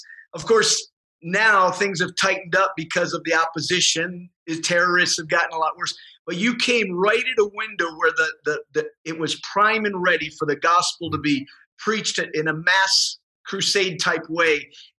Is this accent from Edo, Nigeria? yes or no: yes; Benin City, Edo, Nigeria; Well, my dad in 1977 moved to Benin City, Nigeria.